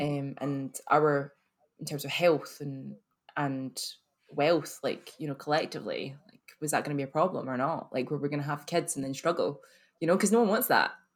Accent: Glasgow, Scotland, United Kingdom; accent: very Scottish; I'm from here, actually. I'm from Glasgow

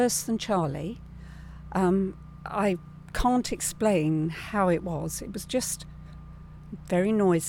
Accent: England, United Kingdom; moved away as an adult; now in Fort Myers, United States; I'm from England

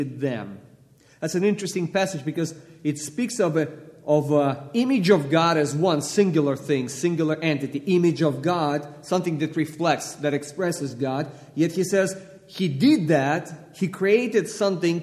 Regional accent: Russia; English is a second language; moved away; Originally, I was born and raised in Russia

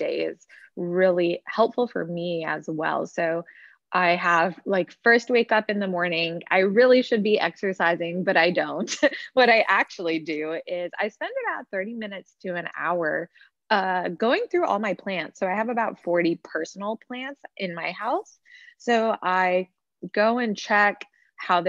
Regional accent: Dallas, Texas, United States; moved away as an adult; also born or lived in Boston; I'm originally from Dallas and I went to Boston University

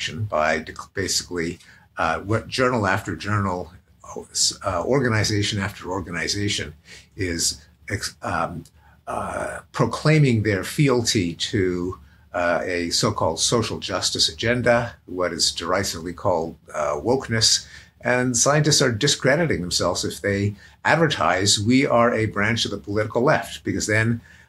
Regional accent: Montreal, Quebec, Canada; now in United States; I come from Montreal, and we are famous for a kind of bagel

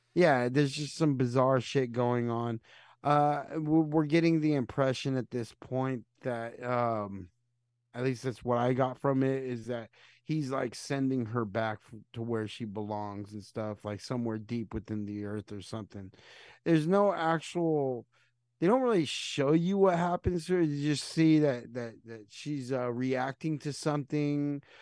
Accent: United States; I'm American

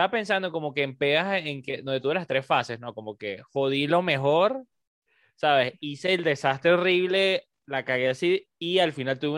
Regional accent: Caracas, Capital District, Venezuela; nosotros porque somos de Caracas.

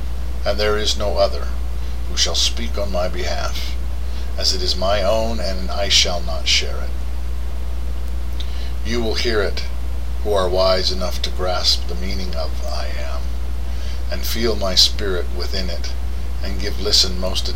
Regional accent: United States; as an American

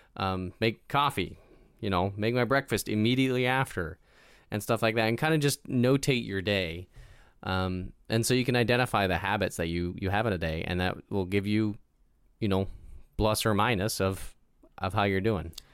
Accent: United States; growing up in America

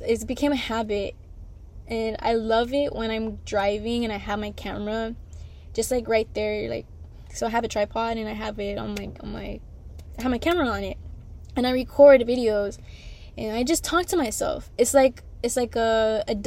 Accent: Houston, Texas, United States; I'm from Houston, Texas, on the north side.

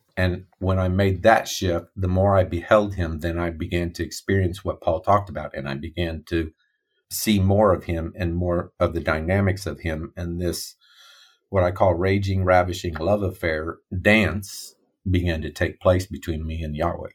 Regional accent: Midwest America, United States; first language English; I grew up in Midwest America

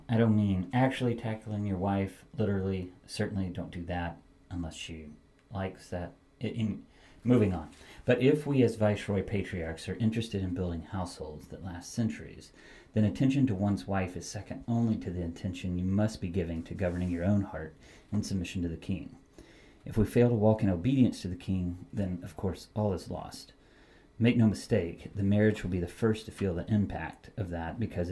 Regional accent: United States; as American consumers

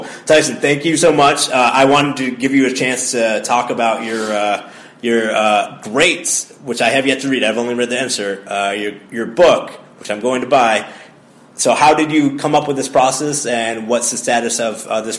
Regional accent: Connecticut, United States; I'm from Connecticut, so that's why.

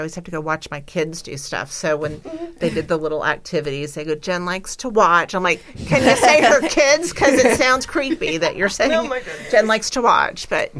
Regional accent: Kansas, United States; I'm from Kansas.

